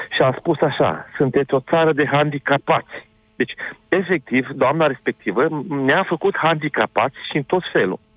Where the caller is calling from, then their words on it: Cluj-Napoca, Cluj County, Romania; Sunt un cetățean din Cluj, foarte supărat și revoltat totodată.